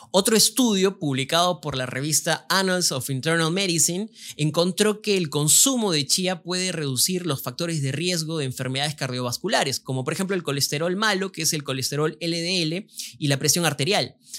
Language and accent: Spanish; Peru